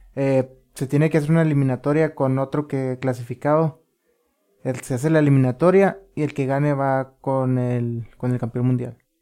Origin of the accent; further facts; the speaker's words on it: Ensenada, Baja California, Mexico; yo soy de aquí de Ensenada y fíjate que qué coincidencias, nací unas súper cerquitas de aquí